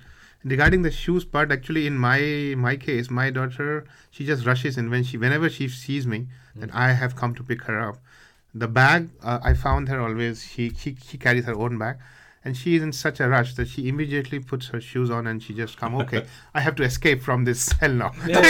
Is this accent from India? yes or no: yes; India; first language Hindi; English is a second language; moved away as an adult; now in South Korea; if I have to relocate back to India